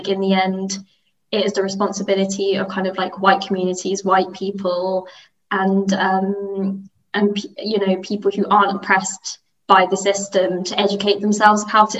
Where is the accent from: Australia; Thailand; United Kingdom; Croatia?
United Kingdom; And, you know, I'm just as British as they are, but, like, the way we were talking about it, like, when I spoke, it seemed a bit uncomfortable.